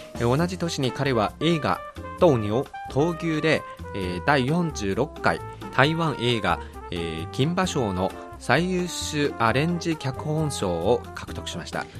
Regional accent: Beijing, China; Japanese is a second language; moved away; 私は北京の出身ですから

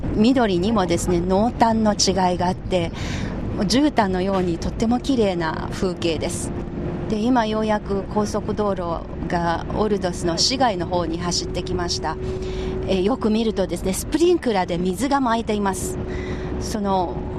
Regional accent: Anhui, China; Japanese is a second language; moved away; 私のふるさとの安徽省の村

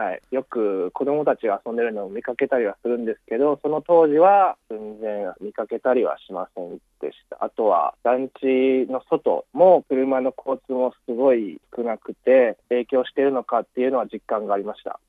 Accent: Osaka, Japan; moved away as an adult; now in Beijing, China; 日本の大阪から来ました

